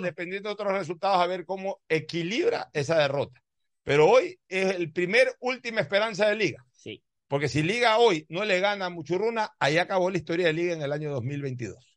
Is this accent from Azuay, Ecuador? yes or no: no; Guayaquil, Guayas, Ecuador; soy guayaquileño